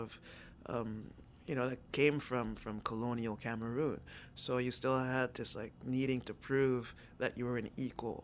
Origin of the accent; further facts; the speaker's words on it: New York City, New York, United States; moved away as an adult; now in Montreal, Canada; I grew up Upper East Side